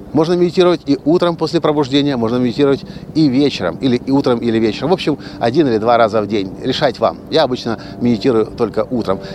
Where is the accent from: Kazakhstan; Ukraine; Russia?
Ukraine; решил вернуться обратно в Украину, закончить институт с красным дипломом